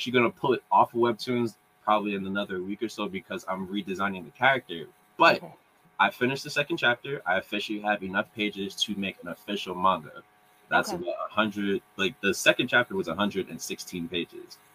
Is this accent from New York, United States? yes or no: yes; New York City, New York, United States; I'm from Brooklyn